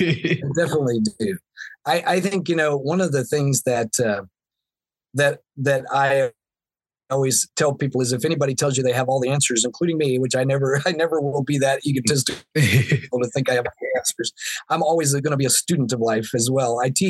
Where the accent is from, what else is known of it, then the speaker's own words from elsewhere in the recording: the South, United States; Yeah, I mean, growing up in the Bible Belt in the South, there was a lot of messages that were very, very, you know, very old-fashioned, very traditional